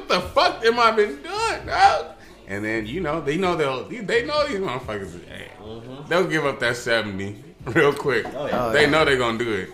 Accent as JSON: {"language": "English", "town": "Barstow", "region": "California", "country": "United States", "said": "I'm from a small town, I'm from Barstow."}